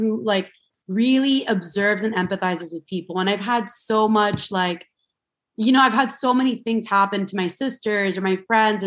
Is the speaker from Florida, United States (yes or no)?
yes; Miami, Florida, United States; I'm from Miami, Florida. And I grew up like, you know, I grew up with three sisters, the whole Latin household